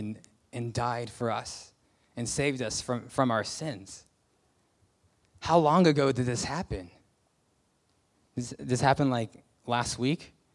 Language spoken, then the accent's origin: English; United States; moved away; I'm a Christian, I'm from America